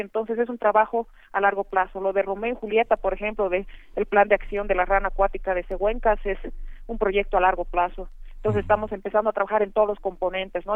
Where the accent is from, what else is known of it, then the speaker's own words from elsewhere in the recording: Bolivia; toda la diversidad que tenemos, ¿no? Bolivia es un país diverso